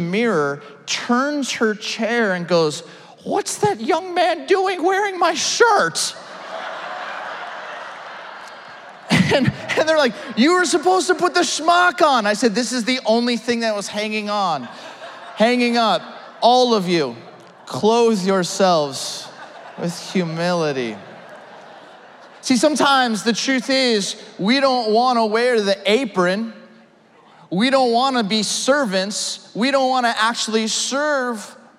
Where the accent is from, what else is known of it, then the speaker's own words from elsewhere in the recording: Ventura County, California, United States; also born or lived in Orange County, California; I grew up in Ventura County, California, went to school in Orange County